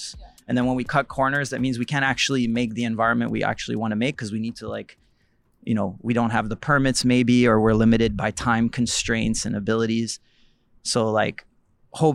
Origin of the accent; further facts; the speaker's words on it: Montreal, Quebec, Canada; I grew up in Villeray, like around Jerry.